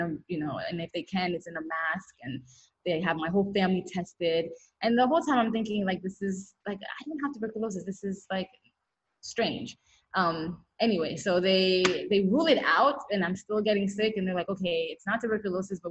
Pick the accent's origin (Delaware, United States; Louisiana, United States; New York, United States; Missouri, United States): New York, United States; moved away as an adult; also born or lived in Haiti; now in Switzerland; I was born in Haiti, but I didn't grow up there. I grew up in New York.